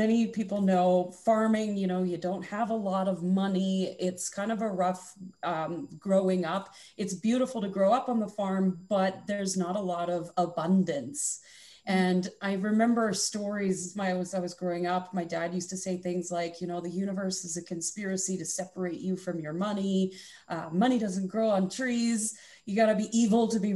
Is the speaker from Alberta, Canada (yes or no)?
yes; Alberta, Canada; also born or lived in Okanagan, British Columbia; now in West Kelowna, Canada; The Okanagan in British Columbia has always been my home since I grew up in Alberta